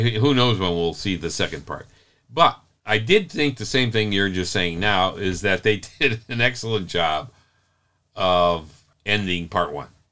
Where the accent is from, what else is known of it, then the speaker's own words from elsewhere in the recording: Chicago, Illinois, United States; I'm from Chicago, born and raised